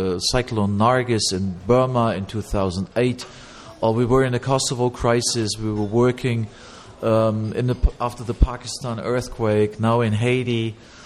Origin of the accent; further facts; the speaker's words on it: Cologne, North Rhine-Westphalia, Germany; I'm from Cologne, Germany